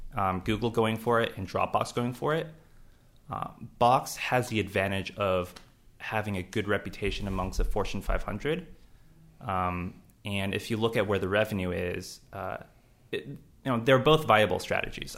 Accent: Los Angeles, California, United States; moved away; I grew up in Los Angeles

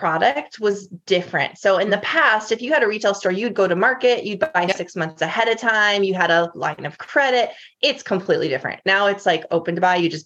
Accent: North Dakota, United States; moved away as an adult; now in Nashville, United States; born and raised in North Dakota

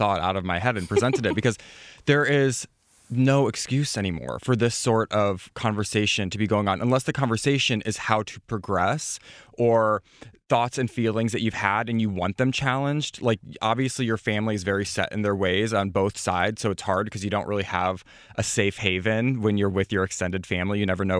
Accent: Midwest, United States; And I come from the Midwest, so I'm in the same position as you are

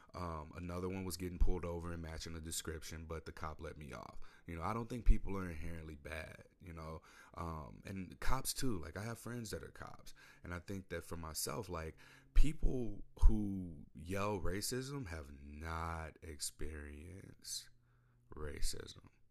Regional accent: St. Louis, Missouri, United States; moved away as an adult; now in Portland, United States; I come from Saint Louis, Missouri.

